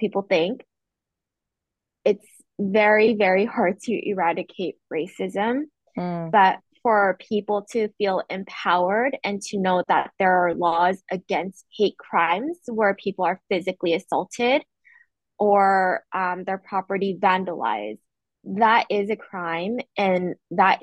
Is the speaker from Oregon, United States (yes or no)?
yes; Oregon, United States; moved away; I used to live in Oregon and in grade school. My dad was a pastor. We were the only Asian family in our neighborhood and in my school